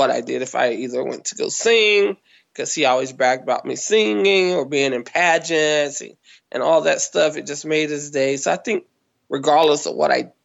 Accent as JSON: {"language": "English", "town": "Kinston", "region": "North Carolina", "country": "United States", "tie": "born or raised there", "also_born_or_lived": "California", "moved": "as an adult", "said": "Kinston, which is my hometown, North Carolina."}